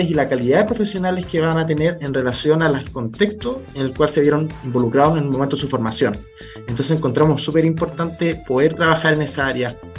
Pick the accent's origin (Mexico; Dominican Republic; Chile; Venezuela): Chile; Santiago, Santiago Metropolitan Region; yo soy, soy de Santiago